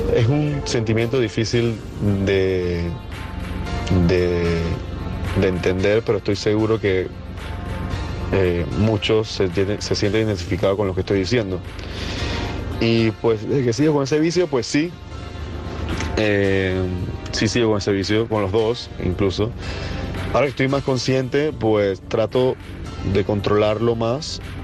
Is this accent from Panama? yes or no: yes; Panama; soy de Panamá.